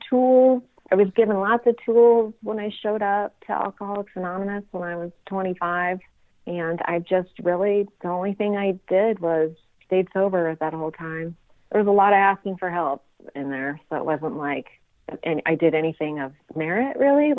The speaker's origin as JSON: {"language": "English", "town": "Sunnyvale", "region": "California", "country": "United States", "tie": "born or raised there", "also_born_or_lived": "Cupertino", "said": "I actually grew up in Sunnyvale"}